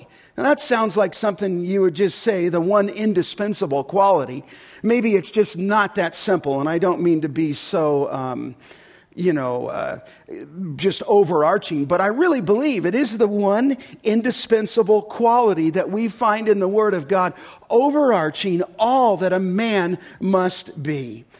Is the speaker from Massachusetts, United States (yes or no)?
no; California, United States; And I became first name basis with orthopedic surgeons where I grew up in California.